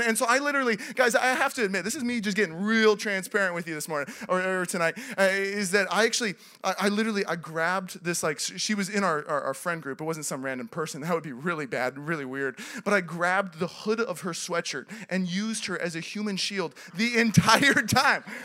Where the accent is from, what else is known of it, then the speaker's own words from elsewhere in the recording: Seattle, Washington, United States; moved away as an adult; also born or lived in Los Angeles; I grew up in Seattle.